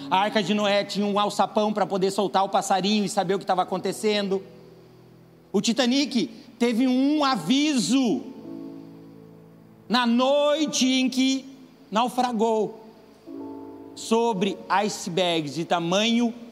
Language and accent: Portuguese; Paraná, Brazil; Quando a gente veio para cá, a gente é do Paraná. E lá no Paraná tem um nome sofisticado e um nome bem ruim para uma coisa que é boa, que é grostoli.